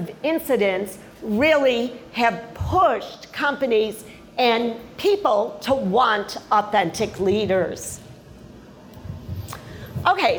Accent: Chicago, Illinois, United States; now in Miami, United States; I was born in Chicago

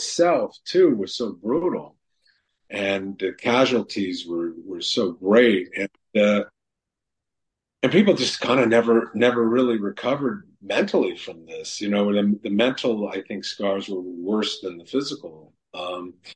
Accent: New York City, New York, United States; when I grew up in New York City

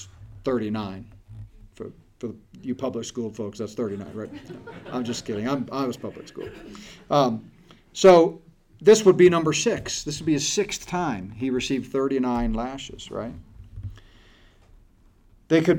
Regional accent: United States; we as American Christians in the West

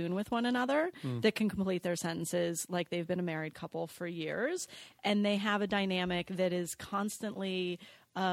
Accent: Los Angeles, California, United States; I'm a Valley girl. I grew up here in LA.

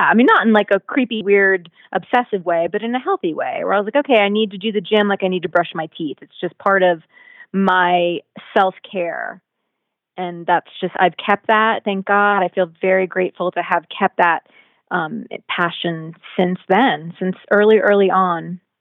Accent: Virginia Beach, Virginia, United States; I was born there and raised there, and my family's still there to this day

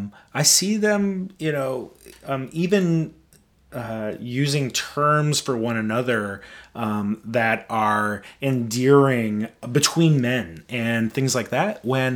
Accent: Midwest, United States; I grew up in the Midwest where it was common to use, you know, gay and fag as hate words.

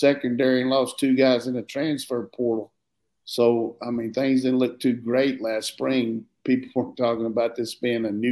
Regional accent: Burlington, North Carolina, United States; moved away; I'm from Burlington, North Carolina, the hosiery capital of the world

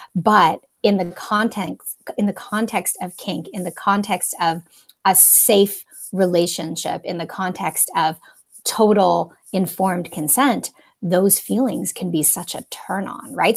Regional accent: Canada; accent: Canadian; also born or lived in Toronto; I'm a Canadian.

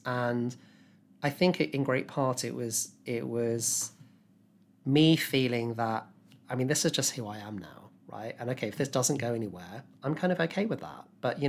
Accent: Epsom, South East England, United Kingdom; moved away as an adult; now in London, United Kingdom; I grew up in Epsom in Surrey. Yeah, so not far from you.

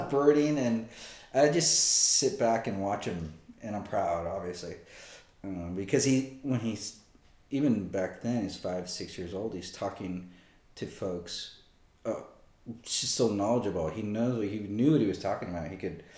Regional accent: Brownsville, Texas, United States; I grew up in Brownsville

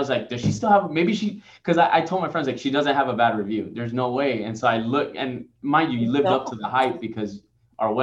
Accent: Miami, Florida, United States; I'm born and raised in Miami

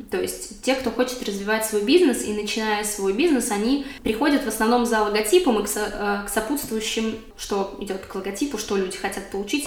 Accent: Moscow, Russia; moved away as an adult; now in Berlin, Germany; я родилась и выросла в Москве

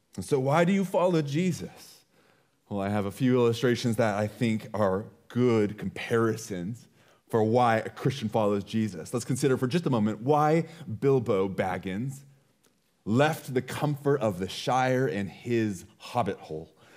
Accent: United States; being an American is a part of who we are

